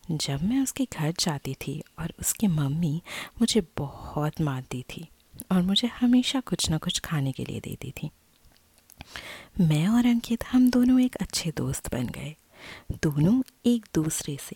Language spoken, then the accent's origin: Hindi; Delhi, India; मैंने आपको बताया कि मैं दिल्ली की रहने वाली हूँ और सबको तो पता ही है कि दिल्ली में कितने लोग किराए में रहते हैं